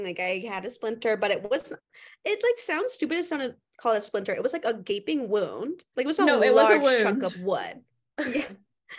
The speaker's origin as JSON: {"language": "English", "town": "Tucson", "region": "Arizona", "country": "United States", "said": "I am from Tucson. Everyone back up."}